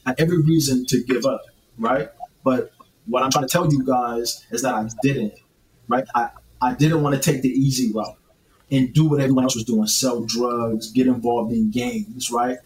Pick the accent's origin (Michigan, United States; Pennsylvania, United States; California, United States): California, United States; North Highlands; I grew up in North Highlands, California